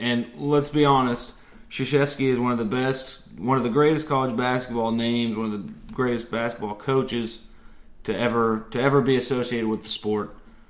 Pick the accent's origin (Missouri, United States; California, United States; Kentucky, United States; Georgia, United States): Kentucky, United States; I'm from Kentucky. I live in Kentucky.